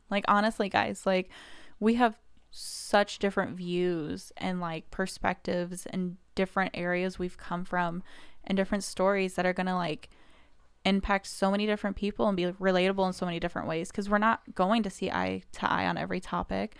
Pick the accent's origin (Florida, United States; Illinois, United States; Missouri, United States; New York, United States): Missouri, United States; Kansas City; moved away as an adult; now in Indiana, United States; I'm originally from Kansas City, Missouri